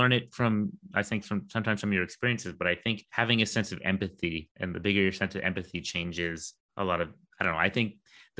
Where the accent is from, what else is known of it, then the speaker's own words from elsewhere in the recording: United States; because then I just go, I'm American, you know, and then they have to agree because, you know, I show them my citizenship.